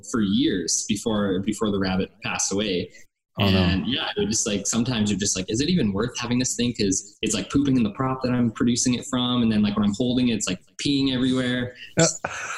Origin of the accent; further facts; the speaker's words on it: Calgary, Alberta, Canada; I grew up in Calgary, Alberta